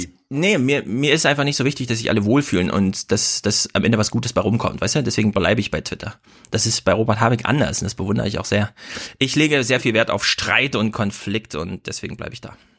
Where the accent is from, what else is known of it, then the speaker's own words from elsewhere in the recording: Thuringia, Germany; Ich als ja, Thüringer